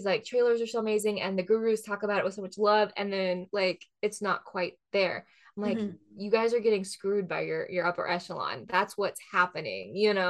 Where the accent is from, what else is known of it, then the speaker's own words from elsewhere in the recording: Pacific Northwest, United States; growing up in the Pacific Northwest, everyone was like, what does this world remind me of?